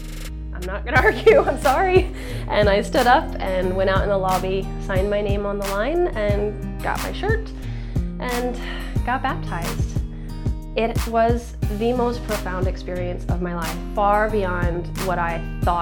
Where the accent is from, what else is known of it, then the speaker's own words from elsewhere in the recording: D.C., Virginia near Washington, United States; I grew up in Virginia near Washington, D.C.